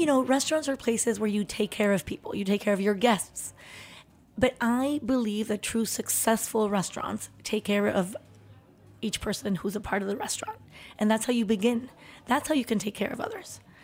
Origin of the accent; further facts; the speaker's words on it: Tepoztlán, Morelos, Mexico; moved away; also born or lived in Chihuahua / Mexico City; we moved from Chihuahua when I was about three, four years old, and we w-, moved to Mexico City, and then we, uh, soon after m-, moved to Tepoztlán, which is where my brother and I grew up.